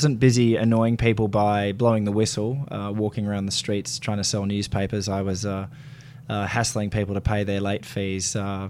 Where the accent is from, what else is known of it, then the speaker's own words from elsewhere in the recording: Sydney, New South Wales, Australia; moved away as an adult; also born or lived in Melbourne; now in Queensland, Australia; So I'm born in Melbourne, but okay. I grew up mostly in Sydney. So my schooling was in Sydney